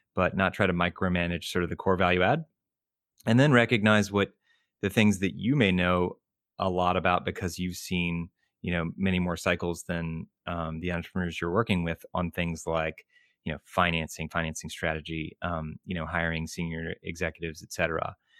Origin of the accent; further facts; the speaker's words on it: Richmond, Virginia, United States; moved away as an adult; now in Boston, United States; grew up in Richmond, Virginia, um, and, uh, same, you know, same small town in school for my entire life